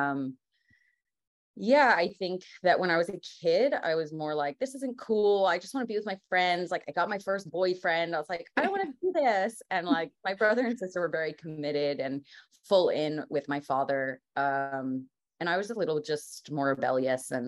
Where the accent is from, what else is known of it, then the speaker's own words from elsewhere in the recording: New York, United States; I'm from New York, grew up like 45 minutes north of the city